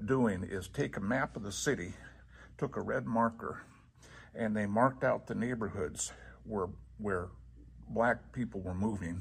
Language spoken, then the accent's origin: English; Council Bluffs, Iowa, United States; now in Washington, United States; I grew up in Council Bluffs, the opposite end, the other coast.